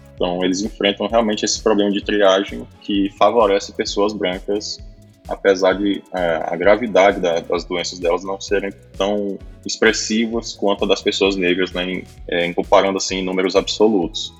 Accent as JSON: {"language": "Portuguese", "region": "Piauí", "country": "Brazil", "said": "Sou do Piauí, falo diretamente aqui de Periperi, próximo a Teresina"}